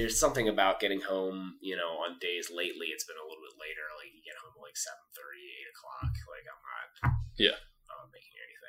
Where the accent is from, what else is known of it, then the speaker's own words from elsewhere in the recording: Western New Jersey, United States; also born or lived in Philadelphia, Pennsylvania; I was born in Philadelphia, so it counts a little bit. Lived just outside of Philly until I was grade. So some of my formative years, and then most of my life I lived in Western New Jersey.